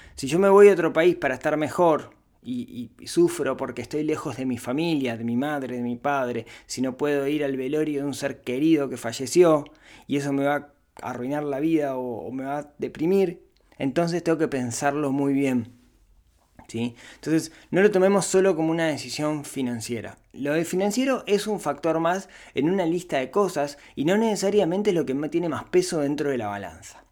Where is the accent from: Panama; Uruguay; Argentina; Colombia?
Uruguay; nací en este pequeño país que se llama Uruguay